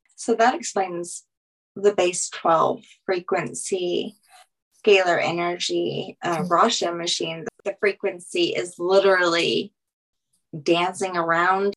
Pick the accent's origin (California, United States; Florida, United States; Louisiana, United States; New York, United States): Louisiana, United States; I'm from Louisiana